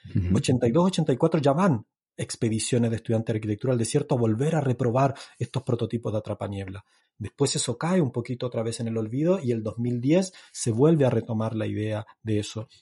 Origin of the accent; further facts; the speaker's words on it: northern Chile, Chile; yo soy del norte de Chile